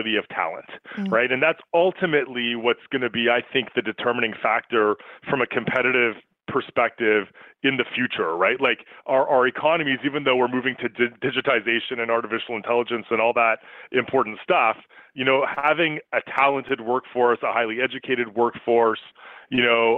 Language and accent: English; Canada; as a Canadian and as someone who works in HR